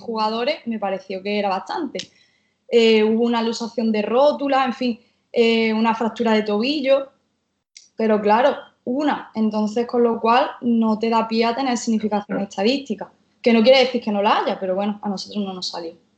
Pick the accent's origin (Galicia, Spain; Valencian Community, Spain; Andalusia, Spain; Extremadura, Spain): Andalusia, Spain; Jaén; moved away as an adult; now in Málaga, Spain; vivo actualmente en Málaga, pero soy de Jaén. Vivo aquí en Málaga de hace unos